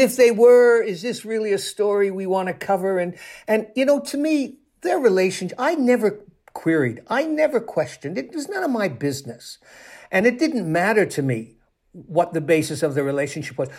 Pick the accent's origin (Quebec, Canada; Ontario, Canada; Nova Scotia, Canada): Ontario, Canada; Toronto; I spent a couple of years on the police desk in Toronto, in my hometown in Canada.